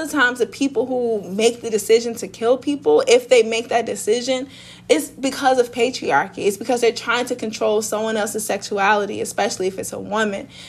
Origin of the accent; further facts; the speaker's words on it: St. Louis, Missouri, United States; I am from South St. Louis